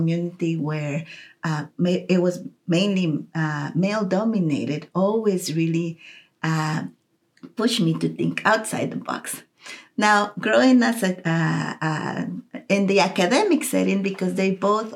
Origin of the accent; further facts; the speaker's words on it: Costa Rica; moved away as an adult; now in Kansas City, United States; I grew up in Costa Rica